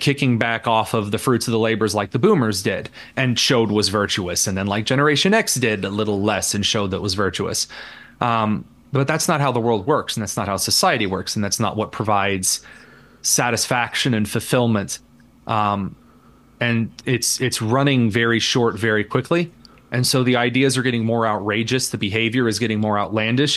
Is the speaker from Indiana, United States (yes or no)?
yes; Indiana, United States; I am just a very average Hoosier in Indiana. I grew up in the sticks, in the mud and the dirt